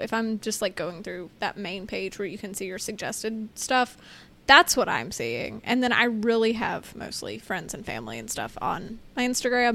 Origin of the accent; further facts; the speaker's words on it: United States; two bozo Americans